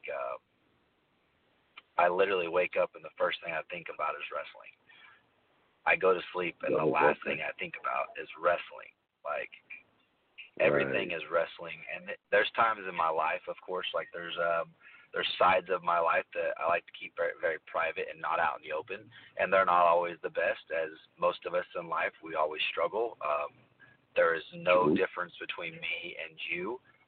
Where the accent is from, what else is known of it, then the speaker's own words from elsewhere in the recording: Amarillo, Texas, United States; also born or lived in Oklahoma, United States; now in Dallas, United States; I'm always been from Texas, though. I am from Amarillo, Texas, born and raised. So my parents actually moved to Oklahoma whenever I was a little younger, which took me there.